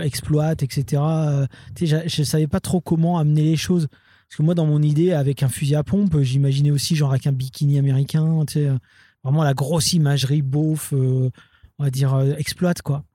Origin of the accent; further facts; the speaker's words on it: Roubaix, Hauts-de-France, France; j'étais de Roubaix